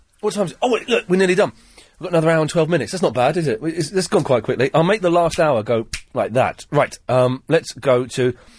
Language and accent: English; England, United Kingdom; Watashi wa, igirisujin. I am English.